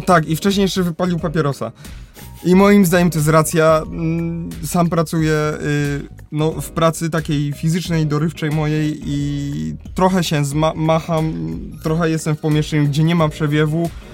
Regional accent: Kraków, Lesser Poland, Poland; u nas w Krakowie

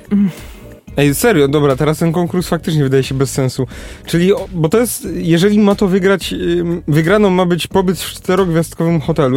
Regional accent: Kraków, Lesser Poland, Poland; jestem z Krakowa

